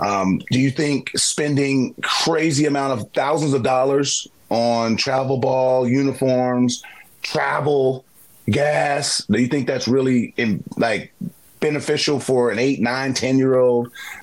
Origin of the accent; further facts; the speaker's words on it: Baltimore, Maryland, United States; I grew up in Jackie Robinson YMCA. I grew up at Willie Henderson Park Recreation Center.